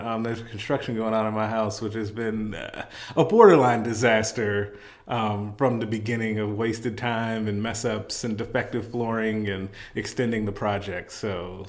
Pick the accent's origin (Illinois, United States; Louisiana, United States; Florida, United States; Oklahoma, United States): Illinois, United States; Chicago; now in Omaha, United States; I didn't grow up here, I grew up in Chicago, so maybe I just don't think of it that way, but I did choose to come here.